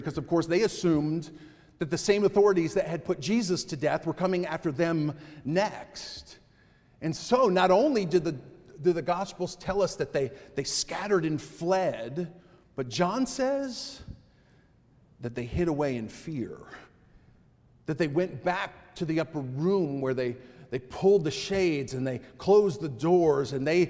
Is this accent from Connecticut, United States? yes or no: yes; Connecticut, United States; as a kid from growing up in Connecticut